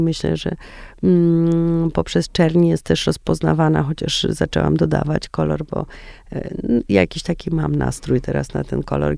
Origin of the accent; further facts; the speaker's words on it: Warsaw, Masovian Voivodeship, Poland; ja jestem warszawianką